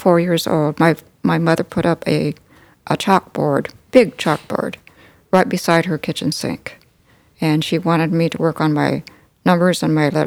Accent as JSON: {"language": "English", "town": "Callaway", "region": "Nebraska", "country": "United States", "tie": "born or raised there", "also_born_or_lived": "North Platte, Nebraska", "said": "I grew up in Callaway, in Custer County."}